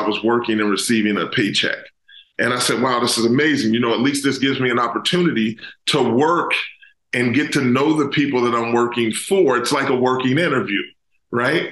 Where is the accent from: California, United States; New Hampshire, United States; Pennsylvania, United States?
Pennsylvania, United States; Pittsburgh; also born or lived in Maryland; I'm originally from the Pittsburgh area. So that was kind of going back home for me